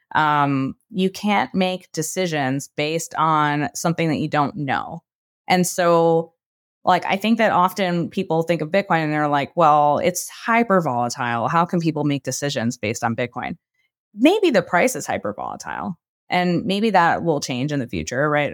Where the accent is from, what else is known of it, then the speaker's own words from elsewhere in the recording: New York, United States; moved away as an adult; also born or lived in Brooklyn; I grew up in New York